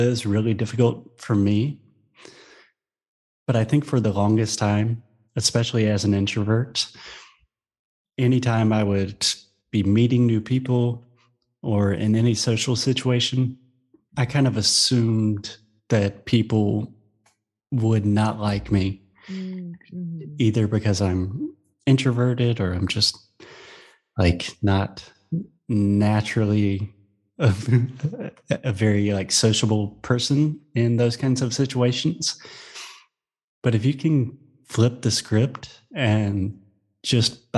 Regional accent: South Carolina, United States; moved away; I was born in South Carolina, but I don't live there anymore.

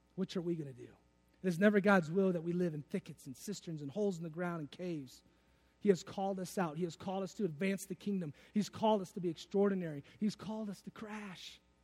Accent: Detroit, Michigan, United States; I'm from Detroit

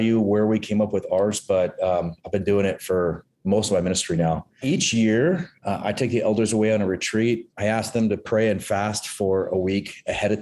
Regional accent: Santa Cruz, California, United States; moved away as an adult; also born or lived in Hawaii / San Diego / Los Angeles; now in Burbank, United States; I grew up in Northern California, Santa Cruz to be specific

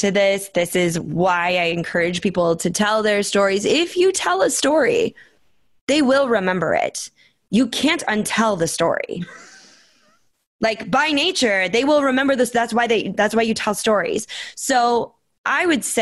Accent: Minnesota, United States; moved away; also born or lived in Phoenix, Arizona; I grew up in Minnesota

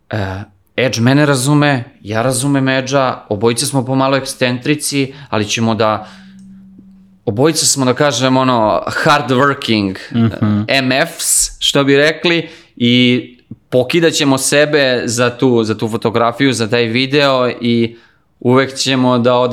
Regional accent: Belgrade, Serbia; ja sam odrastao u Kaluđerici ovde u Beogradu, znači živio sam svugde po svetu, živio sam i ovde u Beogradu, živim, da kažem sad trenutno živim na Novom Beogradu i pošto radim od kuće se, se vraćam u Kaluđericu

